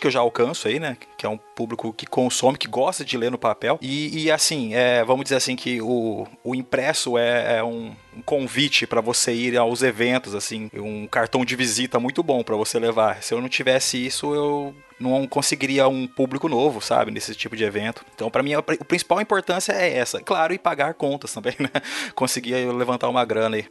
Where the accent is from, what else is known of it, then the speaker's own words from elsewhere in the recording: Porecatu, Paraná, Brazil; now in Apucarana, Brazil; Eu hoje eu moro em Apucarana, né? Mas eu sou de uma cidadezinha minúscula, menor que Apucarana, eles chamaram Porecatu